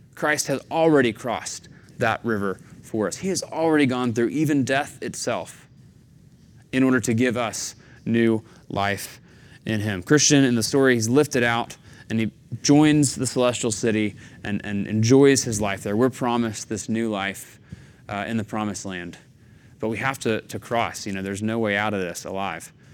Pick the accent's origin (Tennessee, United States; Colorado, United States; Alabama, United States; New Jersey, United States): Tennessee, United States; Chattanooga; moved away; growing up in the Southeast in Chattanooga